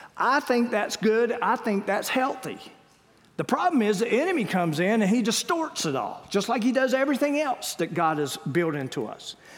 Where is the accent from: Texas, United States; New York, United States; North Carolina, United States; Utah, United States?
North Carolina, United States; Wilmington; we grew up in Wilmington